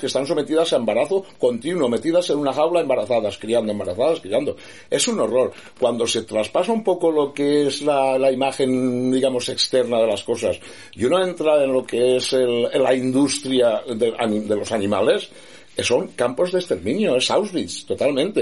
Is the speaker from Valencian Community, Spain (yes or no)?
yes; Estivella, Valencian Community, Spain; also born or lived in Segorbe / Alicante; Yo soy de Estivella